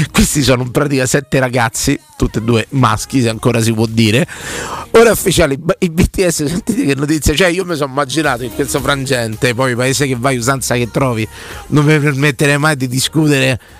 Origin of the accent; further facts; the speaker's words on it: Liguria, Italy; Siamo liguri, accendo il forno la mattina, sentite, quando apro alle 5 e mezza circa